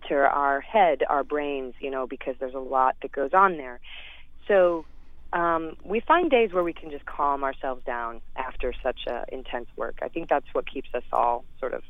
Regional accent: St. Louis, Missouri, United States; moved away; I love Missouri. I love St. Louis. I love where I grew up

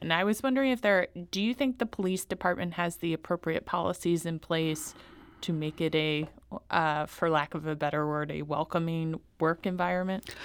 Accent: Louisiana, United States; I come from Louisiana

